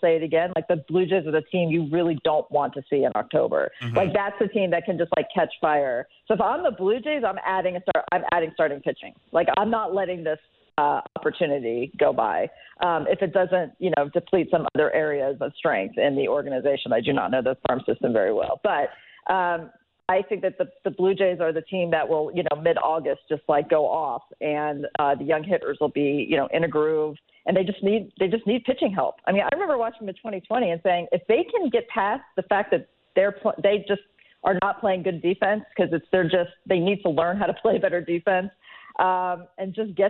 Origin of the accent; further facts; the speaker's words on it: Cincinnati, Ohio, United States; I come from Cincinnati